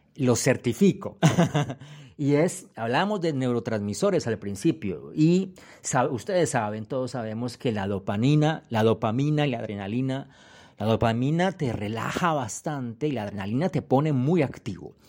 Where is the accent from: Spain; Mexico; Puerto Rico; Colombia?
Colombia; Cali, Valle del Cauca; moved away; also born or lived in Europe; Yo soy de Cali, ustedes entienden, la capital de la salsa, eso dicen.